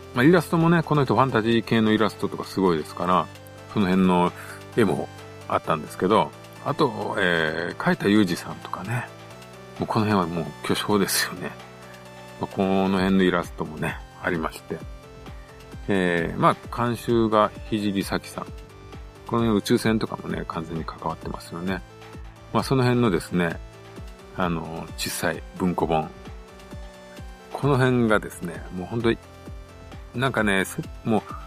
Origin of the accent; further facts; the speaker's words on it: Shikoku, Japan; 自分は四国出身なんで